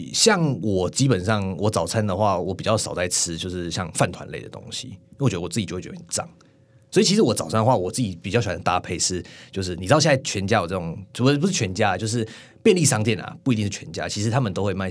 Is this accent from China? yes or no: no; Tainan, Taiwan; 不能怪我啊，我我我台南人呢、